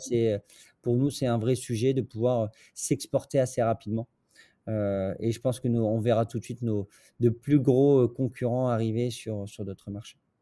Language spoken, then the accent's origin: French; northern France, France; je suis pas de Paris pour le coup. Je suis, du nord de la France